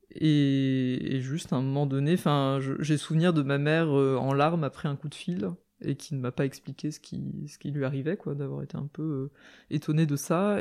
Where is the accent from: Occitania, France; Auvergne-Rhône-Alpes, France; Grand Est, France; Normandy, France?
Grand Est, France; a small town in the suburbs of Nancy, Lorraine; j'ai grandi dans une petite ville en banlieue de Nancy, en Lorraine